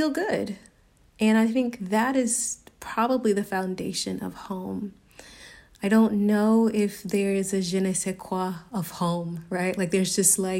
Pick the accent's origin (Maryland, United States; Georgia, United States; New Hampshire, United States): Georgia, United States; Suwanee; moved away as an adult; now in Barcelona, Spain; if you're from Atlanta, then I'm from Suwanee